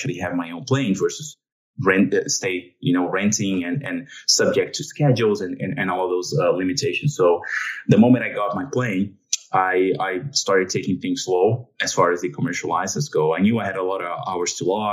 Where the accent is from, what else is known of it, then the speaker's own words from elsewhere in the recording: São Paulo, Brazil; moved away as an adult; now in United States; My hometown is São Paulo, Brazil. That's where I grew up